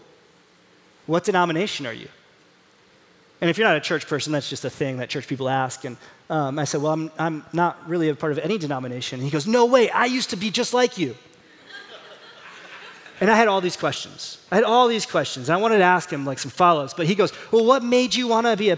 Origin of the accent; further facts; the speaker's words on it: Indiana, United States; I'm from Indiana